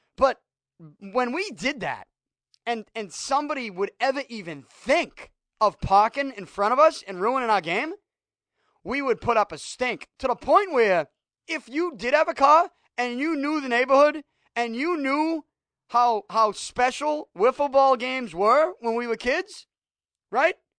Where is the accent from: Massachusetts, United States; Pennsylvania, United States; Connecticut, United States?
Massachusetts, United States; Boston; when I was a kid growing up in Southie